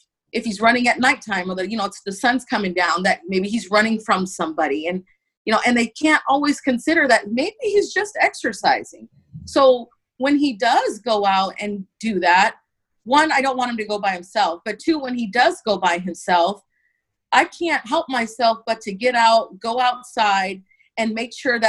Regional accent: Santa Barbara, California, United States; I was born and raised in Santa Barbara, California

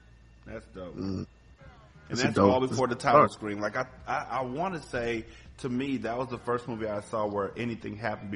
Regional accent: West Coast, United States; I'm from the West Coast.

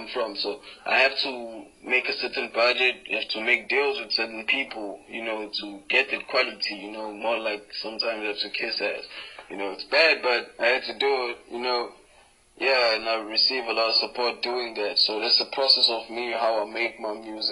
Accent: Durban, KwaZulu-Natal, South Africa; Come from Durban, 031, country, South Africa

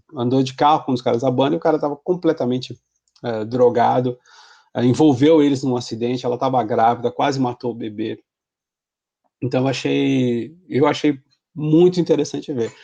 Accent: Santos, São Paulo, Brazil; eu sou de Santos

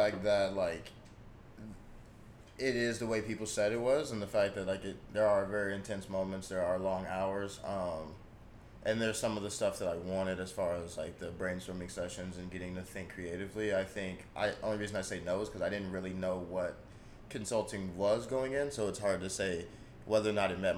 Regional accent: Dallas, Texas, United States; moved away as an adult; also born or lived in Providence, Rhode Island; now in Boston, United States; I'm from Dallas, Texas originally, grew up playing football

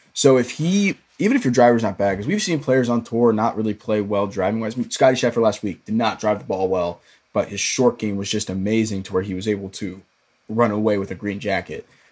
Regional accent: Dallas, Texas, United States; Dallas area, my hometown

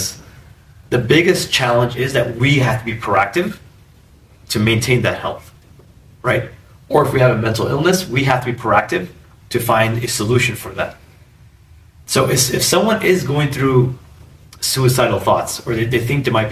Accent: Chicago, Illinois, United States; I was born and raised in Chicago

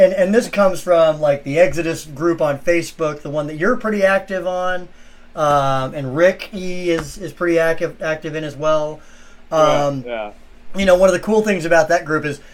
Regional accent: Texas, United States; moved away; I'm originally from Texas

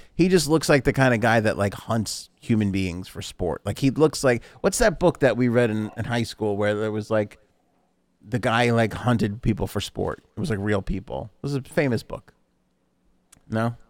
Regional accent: New York City, New York, United States; we grew up in New York City

